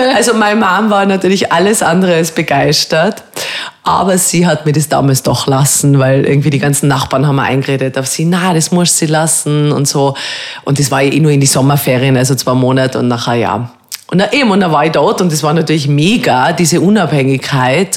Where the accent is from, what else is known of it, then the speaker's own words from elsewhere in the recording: Telfs, Tyrol, Austria; also born or lived in Rum; ich bin ja in Tirol aufgewachsen und habe eigentlich eine sehr schöne Kindheit gehabt